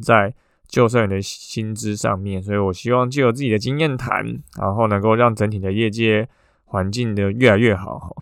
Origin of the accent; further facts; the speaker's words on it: Taiwan; 我们台湾人